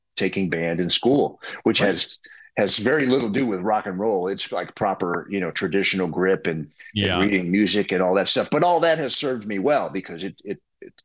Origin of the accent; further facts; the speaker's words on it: Texas, United States; growing up in Texas